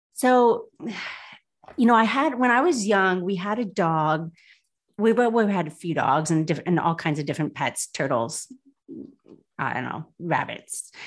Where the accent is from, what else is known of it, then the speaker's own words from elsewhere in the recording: South Bend, Indiana, United States; moved away as an adult; also born or lived in Louisville, Kentucky / New York City; I was born in Indiana, born in South Bend, lived here most of my life